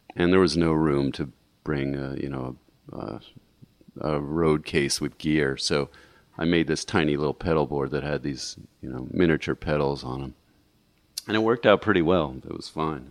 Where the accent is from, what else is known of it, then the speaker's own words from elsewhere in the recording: St. Louis, Missouri, United States; moved away as an adult; also born or lived in Madison, Wisconsin / San Francisco Bay Area; I was raised in St. Louis